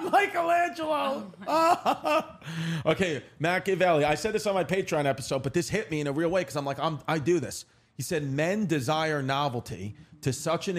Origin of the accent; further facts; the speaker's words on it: New York City, New York, United States; also born or lived in Long Island City / Park Slope / Bay Ridge; now in Staten Island, New York, United States; where I grew up in Ridgewood, Queens